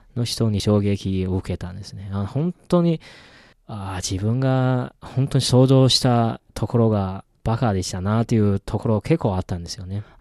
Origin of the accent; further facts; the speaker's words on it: northern China, China; Japanese is a second language; moved away; 僕自身もあの北出身というか